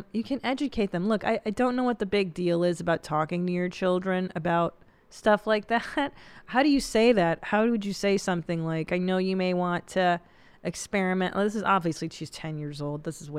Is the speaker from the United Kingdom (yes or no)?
no; Canada; I'm from Canada.